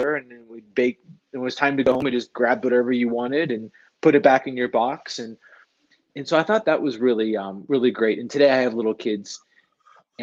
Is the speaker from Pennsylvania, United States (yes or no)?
yes; near Pittsburgh, Western Pennsylvania, United States; moved away as an adult; now in Boulder, United States; And I grew up in Western Pennsylvania. I grew up near Pittsburgh